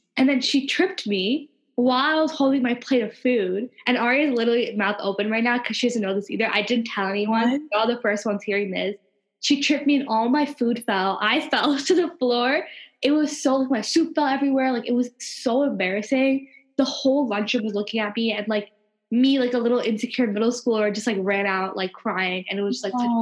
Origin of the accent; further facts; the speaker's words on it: Long Island, New York, United States; I was born and raised in New York, and as you can see, we're very New York like mm-hmm. nationality, and we were both on Long Island